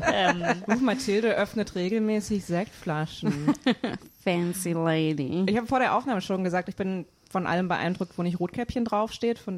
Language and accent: German; Hanau, Hesse, Germany; ich komme aus der Geburtsstadt der Brüder Grimm.